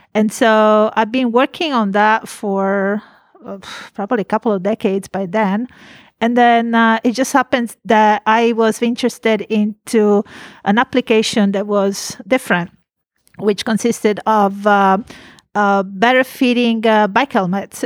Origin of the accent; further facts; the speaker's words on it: Italy; now in California, United States; I am from Italy